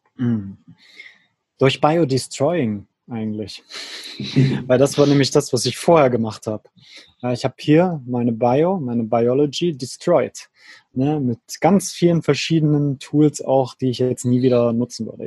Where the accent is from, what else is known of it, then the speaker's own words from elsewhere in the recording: near Leipzig, Saxony, Germany; moved away as an adult; also born or lived in Berlin / Switzerland; meine alte Heimat in der Nähe von Leipzig